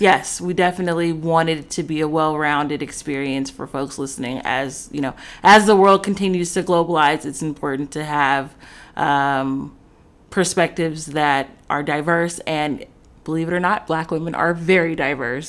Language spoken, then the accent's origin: English; Los Angeles, California, United States; I'm from Los Angeles, California